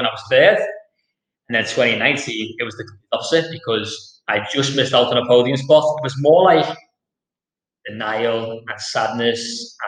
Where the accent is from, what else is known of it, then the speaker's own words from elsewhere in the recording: Liverpool, North West England, United Kingdom; I'm from Liverpool. I'm from Anfield, Liverpool, which is a deprived area.